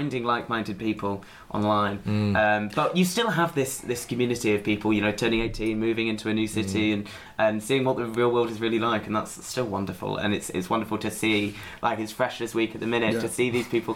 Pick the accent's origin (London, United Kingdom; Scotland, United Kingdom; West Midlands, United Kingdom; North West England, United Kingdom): North West England, United Kingdom; Manchester; I come from Manchester, council estate in Manchester